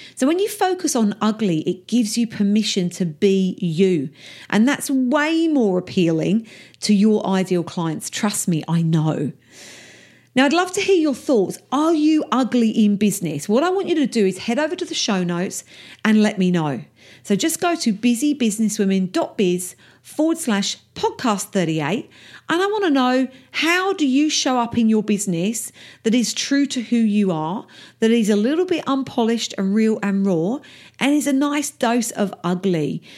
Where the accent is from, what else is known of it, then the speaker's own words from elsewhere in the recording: Essex, East of England, United Kingdom; my accent is a little rough around the edges because I'm from Essex in England and that's how we talk